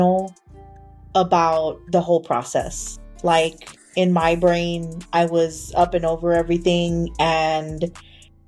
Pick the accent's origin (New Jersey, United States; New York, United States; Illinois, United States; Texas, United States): Texas, United States; San Antonio; also born or lived in Austin; I grew up in Austin, even though I was born and raised in San Antonio.